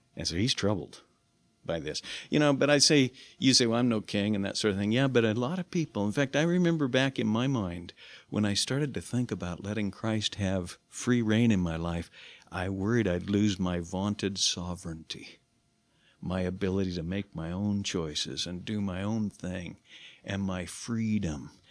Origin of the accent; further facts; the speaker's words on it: Silverton, Oregon, United States; also born or lived in Portland, Oregon; I grew up in Southeast Portland, but then I moved to Silverton. I was raised in Silverton, little town down in the valley